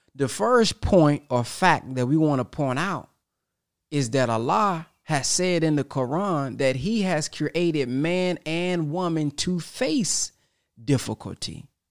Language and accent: English; Texas, United States; I'm from Texas